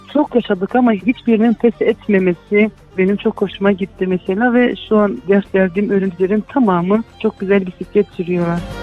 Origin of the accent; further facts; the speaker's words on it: Derik, Mardin, Turkey; moved away as an adult; also born or lived in Izmir / Diyarbakır; now in Derik, Turkey; Mardin Delik'te doğup büyüdüm